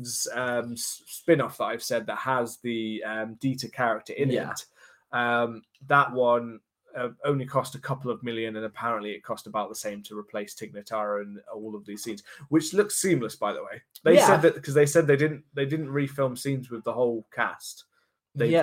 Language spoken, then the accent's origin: English; United Kingdom; being British